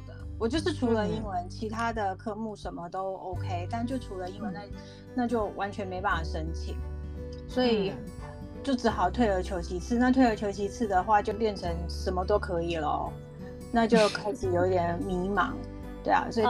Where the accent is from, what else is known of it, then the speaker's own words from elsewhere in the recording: South Africa; moved away; also born or lived in United States; 我在南非也是这样长大的